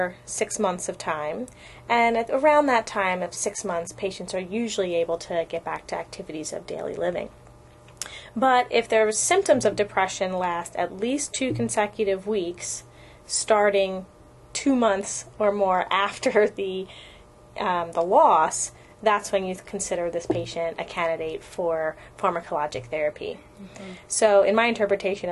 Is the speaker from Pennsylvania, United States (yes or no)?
yes; Philadelphia, Pennsylvania, United States; moved away as an adult; also born or lived in Baltimore, Maryland; now in California, United States; I'm from Pennsylvania originally. I grew up in the suburbs of Philadelphia.